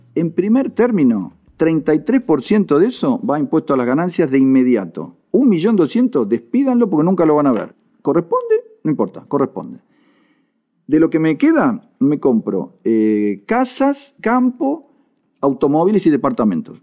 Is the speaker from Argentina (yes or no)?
yes; Argentina; como argentinos